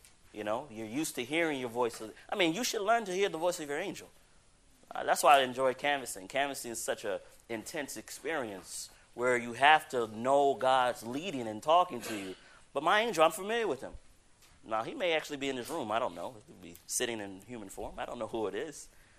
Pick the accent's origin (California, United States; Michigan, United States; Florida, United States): California, United States; Riverside; born there; you know, I was born in Riverside, California.